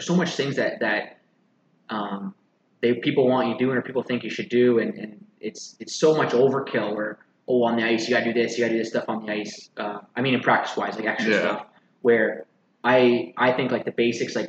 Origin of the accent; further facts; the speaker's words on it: Essex, Ontario, Canada; I grew up in Essex